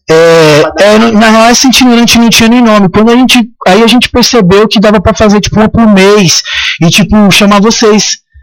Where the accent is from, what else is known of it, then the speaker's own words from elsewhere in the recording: Chapada dos Veadeiros, Goiás, Brazil; Menino de casa, nascido e criado na Chapada dos Veadeiros